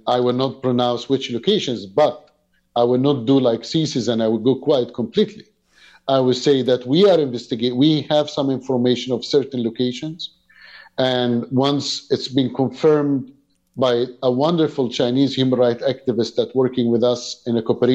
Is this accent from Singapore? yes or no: no; Egypt; now in Canada; I came from Egypt background